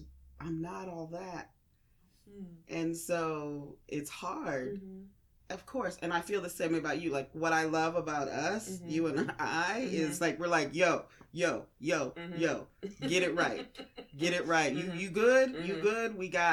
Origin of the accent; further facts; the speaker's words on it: Northern US, United States; now in Southern US; And, you know, I'm from the North. Mm-hmm. So when I moved here and people were saying ma'am to me